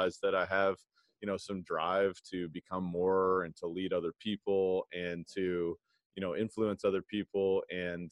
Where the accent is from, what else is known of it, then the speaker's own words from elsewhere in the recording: Louisville, Kentucky, United States; I played basketball growing up. I'm from Kentucky, Louisville, Kentucky